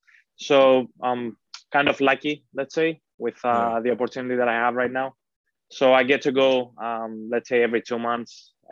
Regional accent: Heraklion, Crete, Greece; also born or lived in Athens; now in Dublin, Ireland; Home in Greece is Athens. I'm originally from Crete

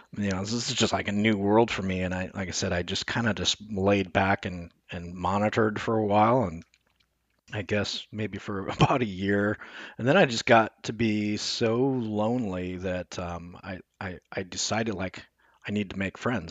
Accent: Omaha, Nebraska, United States; I was born in Nebraska

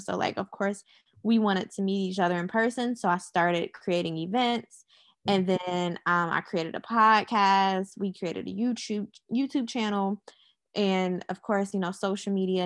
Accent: Charlotte, North Carolina, United States; I'm from Charlotte, North Carolina. I was born here

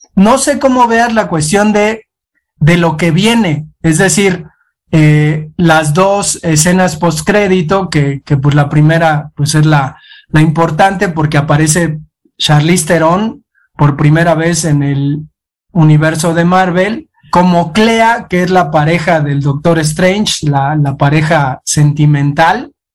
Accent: Mexico; also born or lived in Tula, Hidalgo; somos los mexicanos

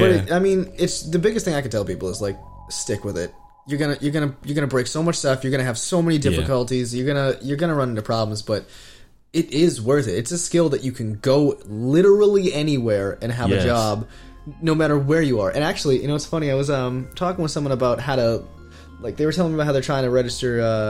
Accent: New England, United States; also born or lived in Virginia; growing up, especially in New England, where, you know, I'm right, I'm 20 minutes from Harvard and MIT.

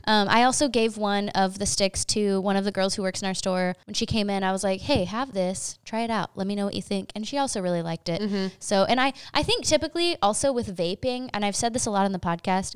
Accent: Oklahoma City, Oklahoma, United States; We're also from Oklahoma City

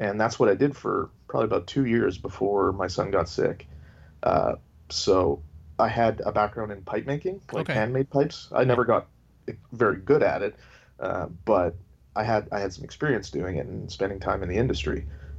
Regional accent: Canada; Yeah, I'm Canadian. The accent doesn't give it away.

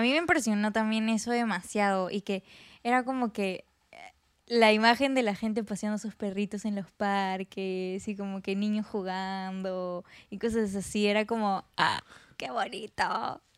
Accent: Peru; soy de Perú

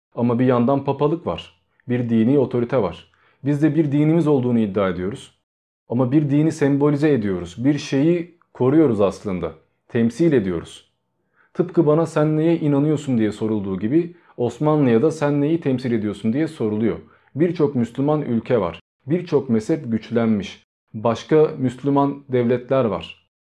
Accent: Turkey

